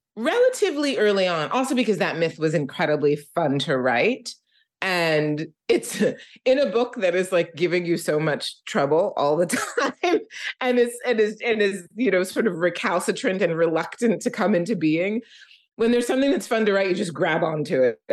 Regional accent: Philadelphia, Pennsylvania, United States; I am from Philadelphia, and I grew up in Philadelphia

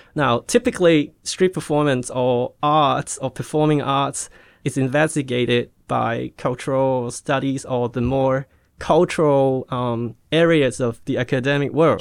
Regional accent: Hong Kong; moved away; also born or lived in Australia; I was born in Hong Kong and, um, I went to Australia for study till I was seventeen

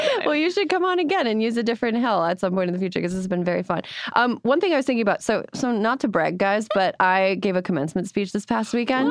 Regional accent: Wisconsin, United States; a fellow Wisconsin native

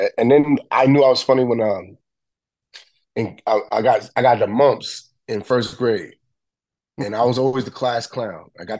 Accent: New York City, New York, United States; Best time was my childhood, man. Like growing up in the bricks down in now it's called, it was the hood back in the day, but now it's the meatpacking district.

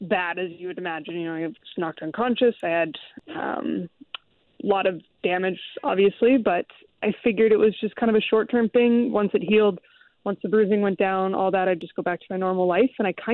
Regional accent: Seattle, Washington, United States; I grew up in the Seattle area during the 90s

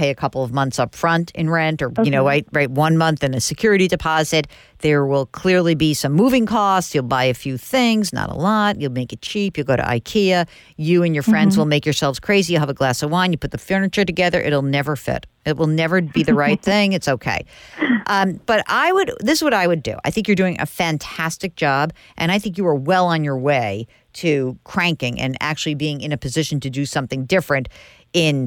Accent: New York, United States; I'm from New York

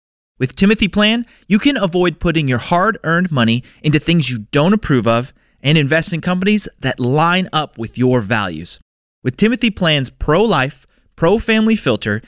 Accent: Boston, Massachusetts, United States; moved away; my hometown, Boston, Massachusetts

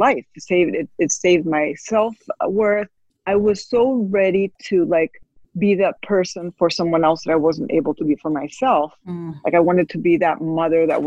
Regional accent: Spain; I was raised in Spain

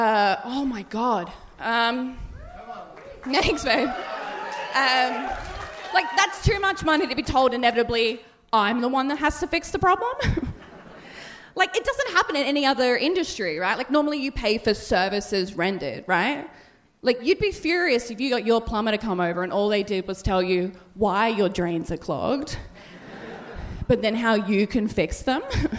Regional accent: Melbourne, Victoria, Australia; born there; Yeah, roundabout. I was born in Melbourne.

